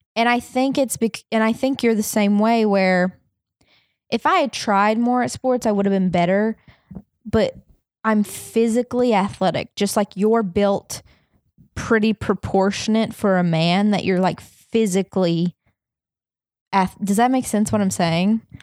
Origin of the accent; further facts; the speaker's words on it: the South, United States; moved away; I grew up in the South